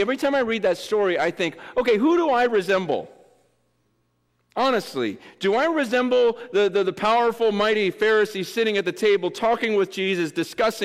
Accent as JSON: {"language": "English", "town": "Simi Valley", "region": "California", "country": "United States", "said": "I'm from Simi Valley, and I'm a lot older."}